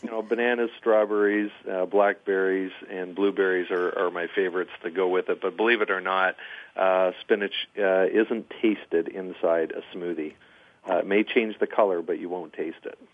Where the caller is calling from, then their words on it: Toronto, Ontario, Canada; I'm uh, actually sitting in my home office in uh, in Toronto um, this week, uh, calling